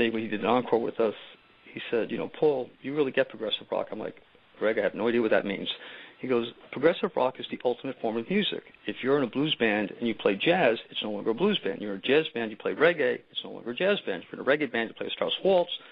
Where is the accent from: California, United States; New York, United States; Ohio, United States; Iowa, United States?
New York, United States; New York City; I grew up in New York City